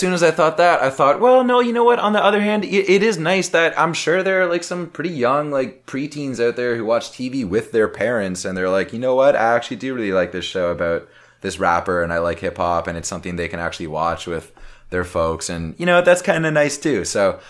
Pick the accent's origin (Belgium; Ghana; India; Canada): Canada; Brampton, Ontario; growing up in Brampton